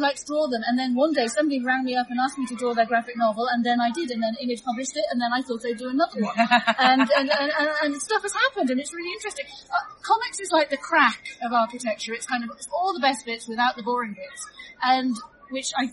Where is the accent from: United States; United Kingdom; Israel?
United Kingdom; London; I'm from London.